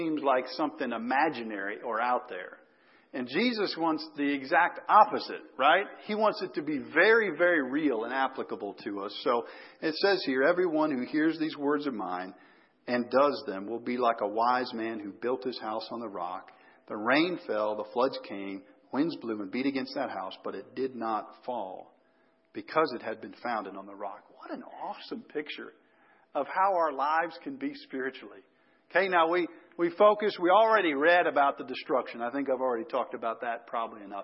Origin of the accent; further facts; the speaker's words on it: Chicago, Illinois, United States; moved away; I grew up in the Chicago area.